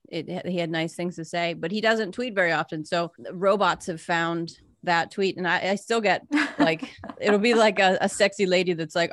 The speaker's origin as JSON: {"language": "English", "town": "Pittsburgh", "region": "Pennsylvania", "country": "United States"}